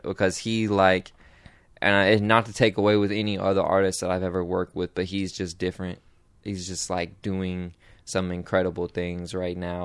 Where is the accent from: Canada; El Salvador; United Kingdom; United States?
United States; Portland; I'm from Portland